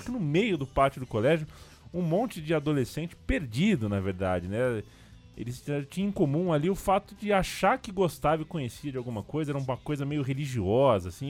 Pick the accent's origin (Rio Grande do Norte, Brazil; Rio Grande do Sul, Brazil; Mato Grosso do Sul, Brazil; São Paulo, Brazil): São Paulo, Brazil; Nós estamos em São Paulo, né? Nós somos paulistas.